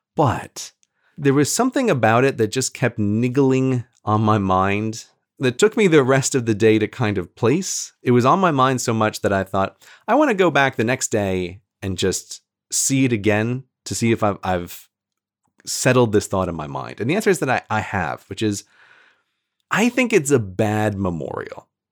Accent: New York, United States; I'm from New York State

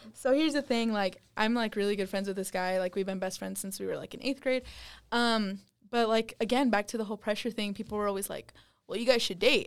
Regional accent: West Wendover, Nevada, United States; now in Utah, United States; I'm from West Wendover, Nevada

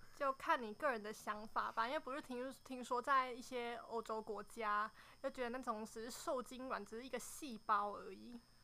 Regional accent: Nantou County, Taiwan; 我是来自南投的

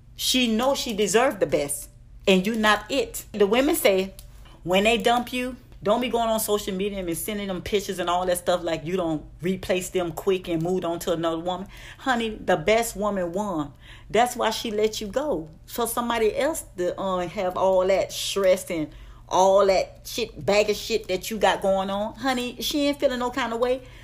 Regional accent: Miami, Florida, United States; I'm from Dade County, Liberty City, three oh five

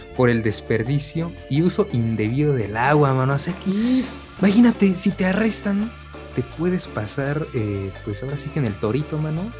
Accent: Mexico City, Mexico; para nosotros como chilangos

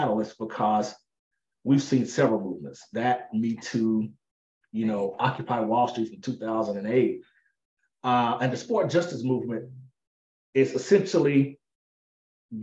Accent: Pine Bluff, Arkansas, United States; I grew up in the rural South, Pine Bluff, Arkansas specifically

